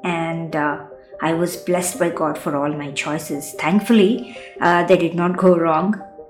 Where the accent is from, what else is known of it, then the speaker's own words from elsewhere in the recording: India; also born or lived in London; from India and completed my master's from London.